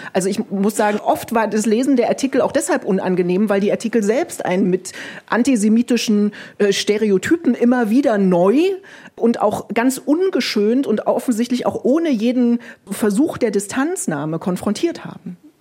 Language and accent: German; Germany; für uns als Deutsche